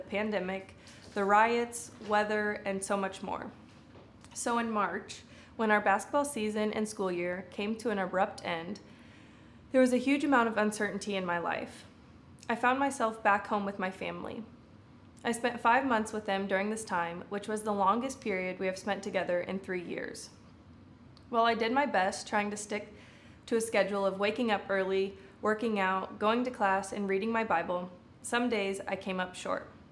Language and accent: English; Des Moines, Iowa, United States; moved away as an adult; I am originally from Des Moines, Iowa